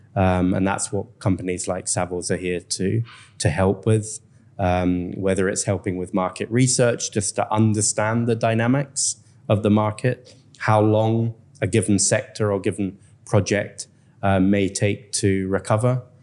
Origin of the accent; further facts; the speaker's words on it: Scotland, United Kingdom; moved away as an adult; now in Vietnam; a Scotsman